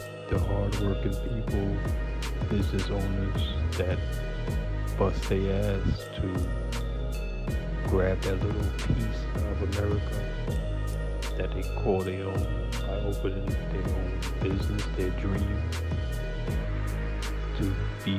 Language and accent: English; New York City, New York, United States; now in California, United States; my hometown, New York City